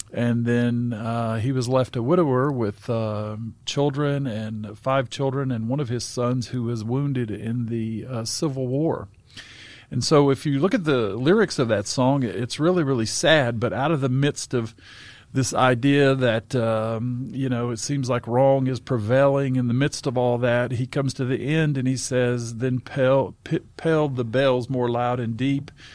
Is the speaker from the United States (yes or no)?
yes; Southern Appalachia, North Carolina, United States; in Southern Appalachian, where I grew up in North Carolina